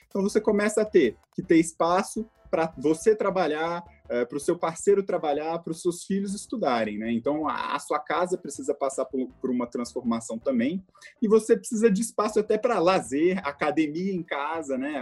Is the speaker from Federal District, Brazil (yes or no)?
yes; Brasília, Federal District, Brazil; also born or lived in Philadelphia, United States / New York, United States; Eu sou daqui de Brasília, tá? um brasiliense orgulhoso. É, eu cresci aqui